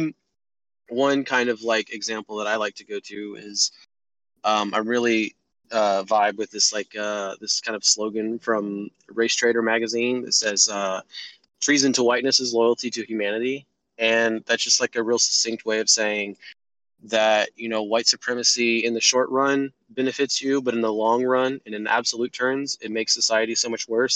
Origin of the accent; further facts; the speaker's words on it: Texas, United States; moved away as an adult; now in Augusta, United States; I'm from Texas, but from the South